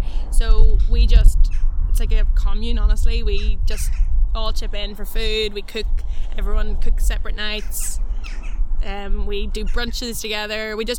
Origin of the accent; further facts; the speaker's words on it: Donegal, Ulster, Ireland; moved away as an adult; also born or lived in Australia; now in Canada; like I was born in Donegal and I've always kind of moved around houses